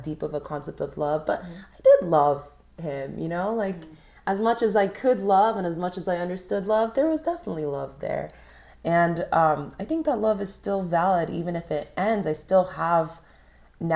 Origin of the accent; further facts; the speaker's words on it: California, United States; We had growing up in California in common